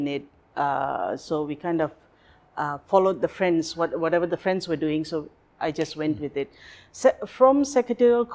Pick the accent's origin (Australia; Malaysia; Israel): Malaysia; Kuala Lumpur; moved away as an adult; now in Phuket, Thailand; I was born and bred in Kuala Lumpur. Life, everything. Schooling, working, everything was in KL.